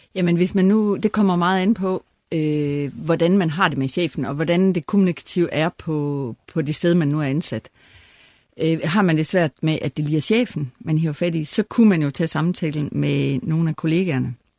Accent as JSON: {"language": "Danish", "area": "West Jutland", "region": "Central Denmark Region", "country": "Denmark", "also_born_or_lived": "Aarhus", "moved": "as an adult", "said": "jeg kommer langt ud fra Vestjylland"}